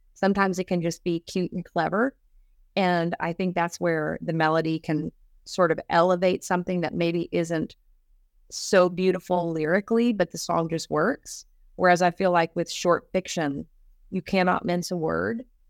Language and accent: English; East Texas, United States; I'm from East Texas